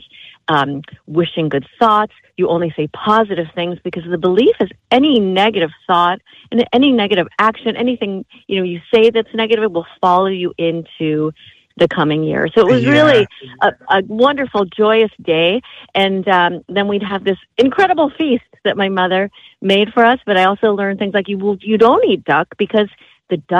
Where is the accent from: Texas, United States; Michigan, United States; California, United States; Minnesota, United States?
Minnesota, United States; Minneapolis; there were limitations growing up in Minneapolis